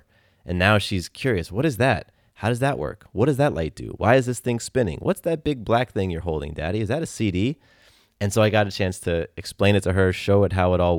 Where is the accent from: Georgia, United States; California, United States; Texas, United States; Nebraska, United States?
California, United States; born there; I was born in California, but they moved a month before I was born.